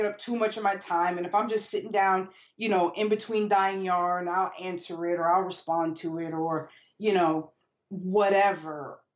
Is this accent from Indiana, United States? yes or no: no; New York City, New York, United States; also born or lived in Maryland; we come from the Bronx